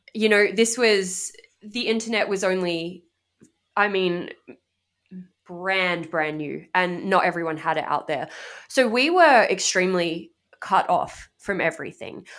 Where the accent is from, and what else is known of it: Australia; now in United States